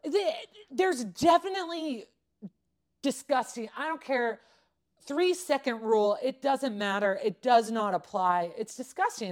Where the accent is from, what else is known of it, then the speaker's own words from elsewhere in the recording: Southern California, United States; I grew up in Southern California